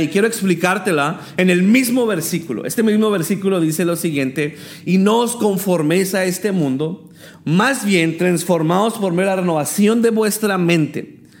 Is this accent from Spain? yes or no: no; El Paso, Texas, United States; moved away as an adult; now in Tijuana, Mexico; soy originario del Paso, Texas, y tengo cinco años que estoy viviendo en Tijuana, Baja California